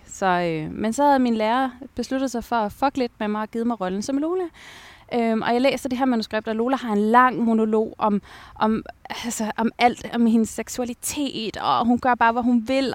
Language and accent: Danish; Taastrup, Capital Region of Denmark, Denmark; also born or lived in Abu Dhabi, United Arab Emirates; jeg var vokset op i Tostrup.